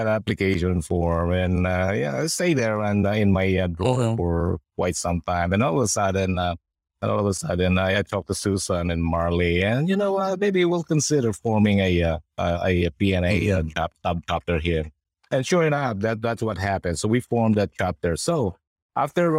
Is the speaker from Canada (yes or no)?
no; Philippines; now in Sacramento, United States; we're Filipino nurses